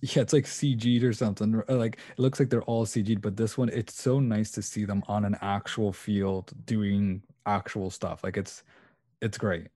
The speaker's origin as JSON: {"language": "English", "country": "Canada", "also_born_or_lived": "Portugal", "said": "I am, uh, Portuguese and Canadian"}